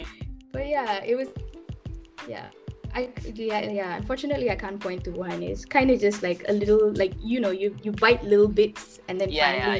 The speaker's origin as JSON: {"language": "English", "country": "Malaysia", "said": "my culture and my roots."}